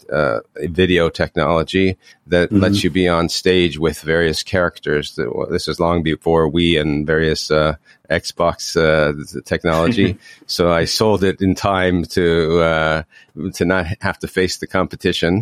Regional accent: Toronto, Ontario, Canada; I grew up in Toronto

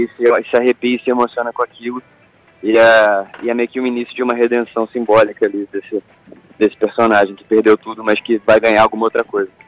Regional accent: Volta Redonda, Rio de Janeiro, Brazil; eu sou de Volta Redonda

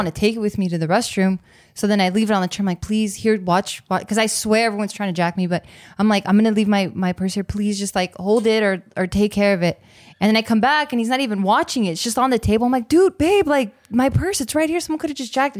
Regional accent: Monterey Park, California, United States; also born or lived in East Los Angeles; I grew up in Monterey Park, even though I lived in East L A.

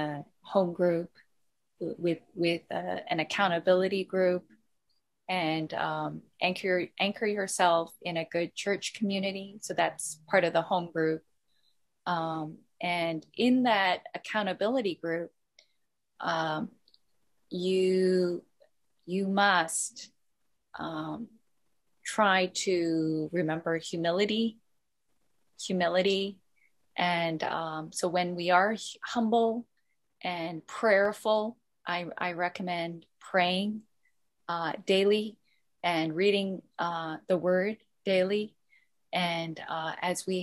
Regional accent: Canada; now in Hong Kong; I'm more Canadian in some ways, and I struggled with my Korean identity

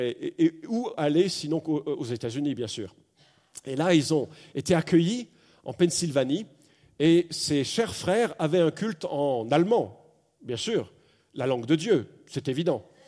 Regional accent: France; accent: accent de la mère patrie (France); mon accent particulièrement prononcé de la mère patrie

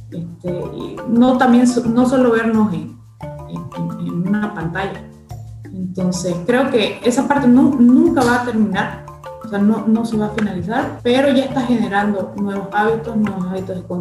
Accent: Bolivia

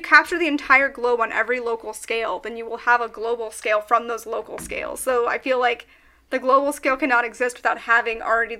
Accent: Iowa, United States; the street I grew up in Iowa

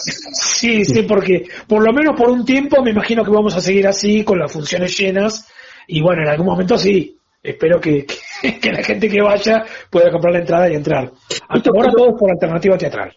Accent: La Plata, Buenos Aires Province, Argentina; now in Buenos Aires, Argentina; soy platense y me vine a Buenos Aires

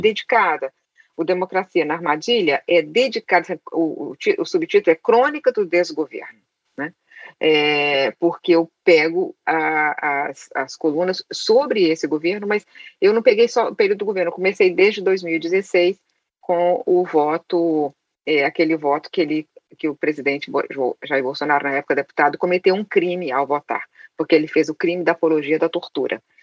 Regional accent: Caratinga, Minas Gerais, Brazil; Eu nasci em Caratinga, é uma cidade interior de Minas Gerais, sem biblioteca, sem livraria. A única biblioteca que existia era é do colégio onde eu estudava

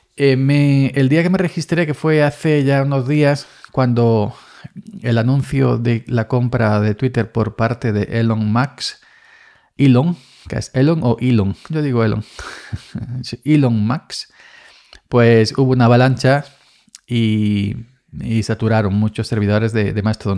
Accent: Andalusia, Spain; naciendo en cortijo y en cortijo me, me crié

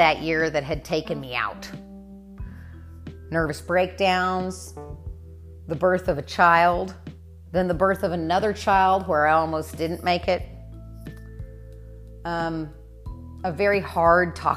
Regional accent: Winfield, Kansas, United States; moved away as an adult; I grew up in Winfield.

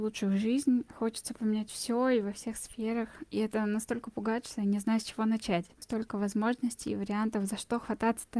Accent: Bashkortostan, Russia; moved away as an adult; now in Moscow, Russia; Я из Башкирии, но уже 10 лет живу в Москве.

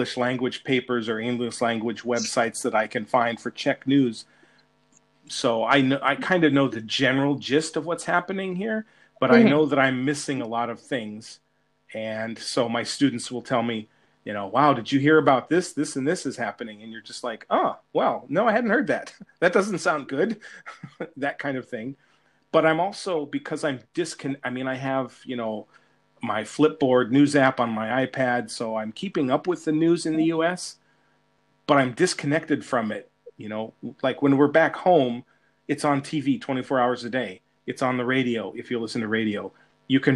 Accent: California, United States; moved away as an adult; I was born and raised in California and I love my home state.

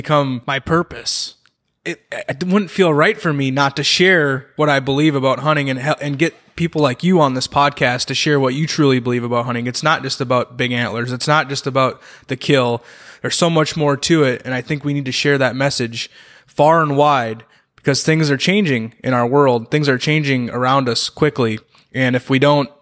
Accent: central Minnesota, United States; also born or lived in Twin Cities, Minnesota; I grew up in central Minnesota

